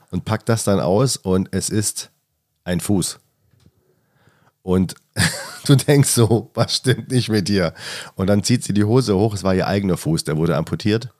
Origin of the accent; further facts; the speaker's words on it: the South, Southern Germany, Germany; now in Hamburg, Germany; Ich komme ja aus dem Süden ursprünglich